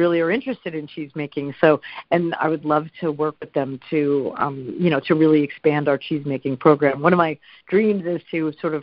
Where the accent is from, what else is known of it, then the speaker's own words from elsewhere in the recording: New York City, New York, United States; I grew up in New York City